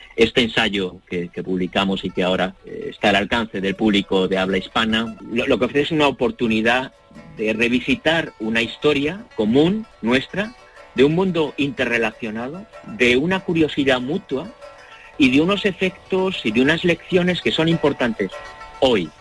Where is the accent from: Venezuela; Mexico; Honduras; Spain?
Spain; Madrid, Community of Madrid; moved away; also born or lived in Hong Kong; un español, eh, nacido y criado en Madrid, con cuatro abuelos andaluces